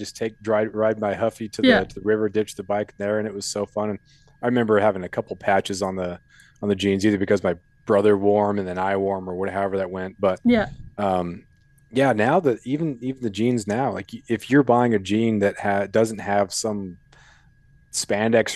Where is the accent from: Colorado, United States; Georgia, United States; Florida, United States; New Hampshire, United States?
Colorado, United States; moved away; I was born in Colorado, and I've been back there for a couple summers